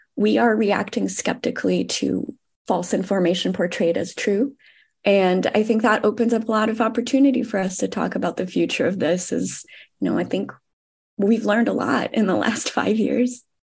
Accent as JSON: {"language": "English", "country": "Brazil", "said": "I'm also from Brazil"}